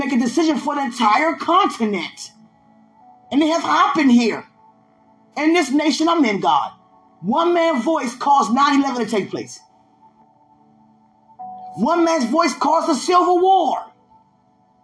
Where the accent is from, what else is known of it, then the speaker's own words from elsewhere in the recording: United States; I'm over here from America